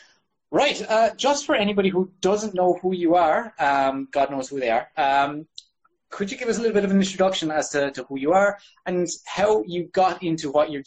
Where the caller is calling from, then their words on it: Liverpool, North West England, United Kingdom; I'm calling from Liverpool